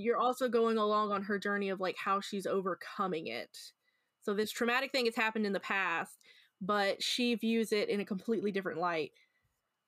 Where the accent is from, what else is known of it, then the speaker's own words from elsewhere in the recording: Memphis, Tennessee, United States; it's my hometown